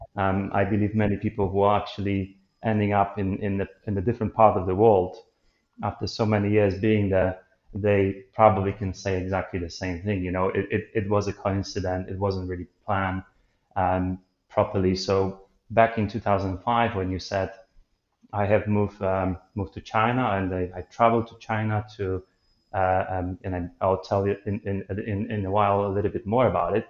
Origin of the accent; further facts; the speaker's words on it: Poland; moved away as an adult; so far away from from my home country